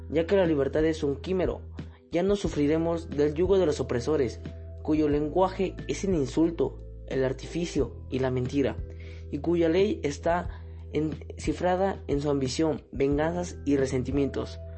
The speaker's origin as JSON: {"language": "Spanish", "country": "Mexico"}